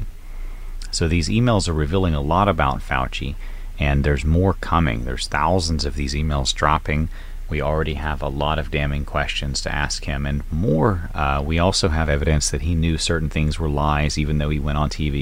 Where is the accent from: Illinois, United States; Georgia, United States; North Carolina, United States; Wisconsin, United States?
North Carolina, United States; moved away; back home in my home state of North Carolina